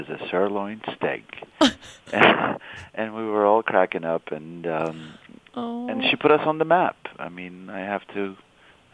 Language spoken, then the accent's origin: English; Istanbul, Turkey; moved away as an adult; also born or lived in California, United States; now in Boston, United States; I grew up in Istanbul